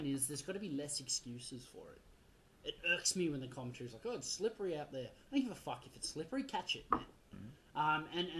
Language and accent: English; Australia; I'm an Aussie